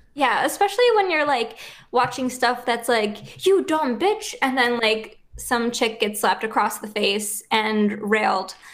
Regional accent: Buffalo, New York, United States

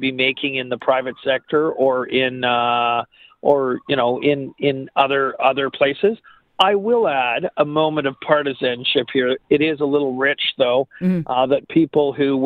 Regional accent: Montreal, Quebec, Canada; now in Toronto, Canada; I grew up in Montreal

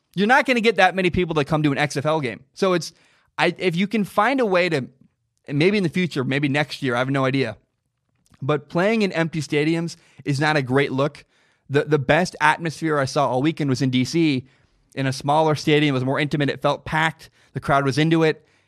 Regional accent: the Northwest, Pacific Northwest, United States; I'm from the Northwest. I live in the Portland area.

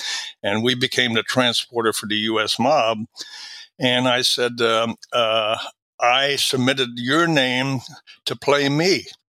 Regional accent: Valleyfield, Quebec, Canada; born there; Yeah, I was born in just outside of Montreal in the French-speaking province, and about 50 miles from Montreal, a little town called Valleyfield. And that's where, I'm fluent in French.

